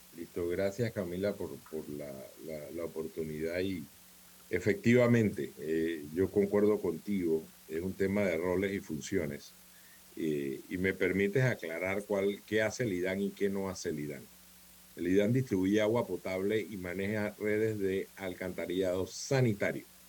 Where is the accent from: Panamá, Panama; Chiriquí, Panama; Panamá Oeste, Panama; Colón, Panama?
Colón, Panama; yo soy de Colón, yo crecí en Colón eh, desde niño